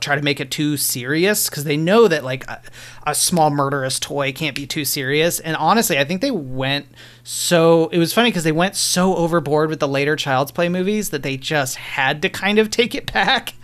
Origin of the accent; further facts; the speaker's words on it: Lafayette, Colorado, United States; I worked at the local video shop in Lafayette where I grew up outside of Boulder